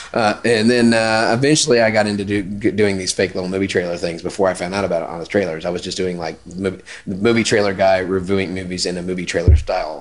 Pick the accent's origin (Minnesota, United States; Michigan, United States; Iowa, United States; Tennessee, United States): Tennessee, United States; Memphis; accent: southern; I'm from Memphis